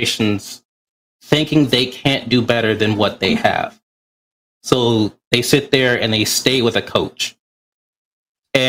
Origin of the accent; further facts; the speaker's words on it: Ohio, United States; moved away as an adult; now in California, United States; I'm from Ohio, but I'm stationed out here in California